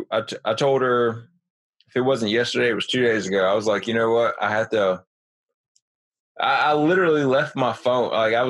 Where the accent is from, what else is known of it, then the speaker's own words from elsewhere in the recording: New Jersey, United States; now in South Carolina, United States; I'm from New Jersey, and now I live in South Carolina.